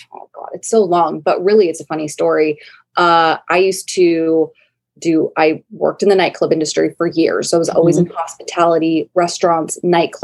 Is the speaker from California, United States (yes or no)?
yes; San Diego, California, United States; my hometown of San Diego